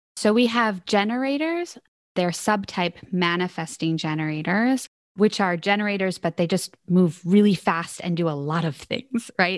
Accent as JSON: {"language": "English", "town": "Philadelphia", "region": "Pennsylvania", "country": "United States", "said": "I'm originally from Philadelphia, Pennsylvania."}